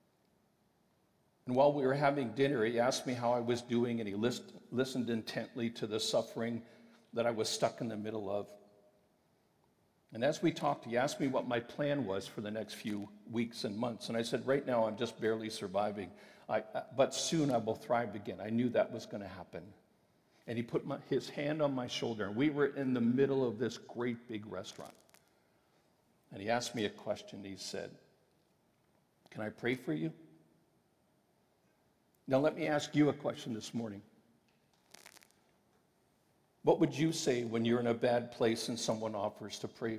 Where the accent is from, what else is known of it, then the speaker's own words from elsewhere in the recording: Western Canada, Canada; I'm from Western Canada